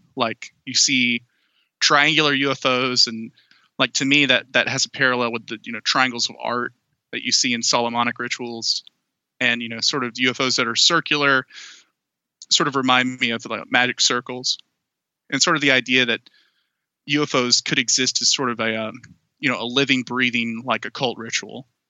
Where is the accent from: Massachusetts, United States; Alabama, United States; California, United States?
Alabama, United States; Anniston; moved away; the town I came from was horribly polluted uh, for decades by the Monsanto Corporation